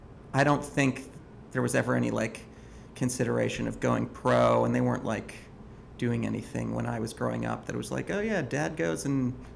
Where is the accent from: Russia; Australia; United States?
United States; Wauwatosa, Wisconsin; moved away as an adult; now in Brooklyn, United States; I grew up in Milwaukee, Wisconsin. Born in 1980.